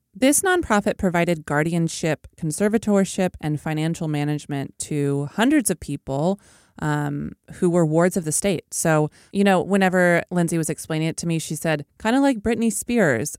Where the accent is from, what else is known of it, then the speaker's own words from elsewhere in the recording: Oklahoma, United States; my home state of Oklahoma